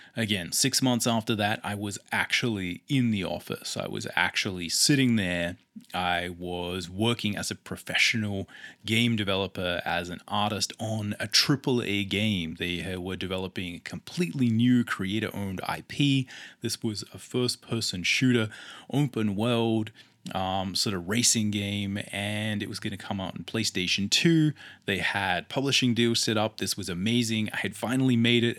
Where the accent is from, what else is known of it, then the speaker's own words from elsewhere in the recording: Adelaide, South Australia, Australia; I come from Adelaide, Australia